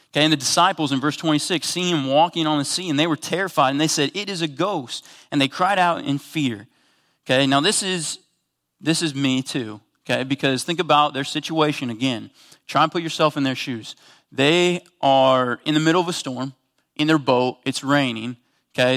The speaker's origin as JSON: {"language": "English", "region": "Kansas", "country": "United States", "said": "I'm from Kansas, so most of the bodies of water that we're on, you can, like, take three steps and you're across it."}